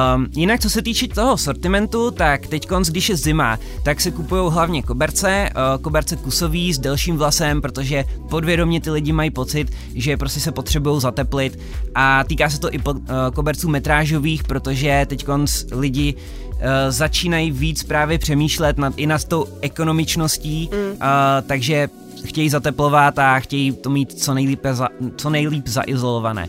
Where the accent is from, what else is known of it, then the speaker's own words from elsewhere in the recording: Karlovy Vary, Karlovy Vary Region, Czechia; My jsme spolužáci původně z Karlových varů